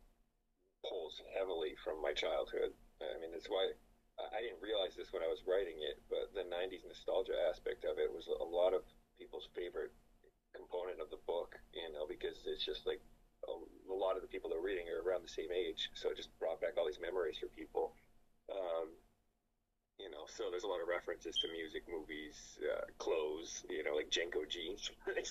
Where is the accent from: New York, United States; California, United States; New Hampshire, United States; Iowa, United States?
New Hampshire, United States; Newport; The town that the book takes place in is my hometown growing up. I didn't even change the name. It's Newport, New Hampshire.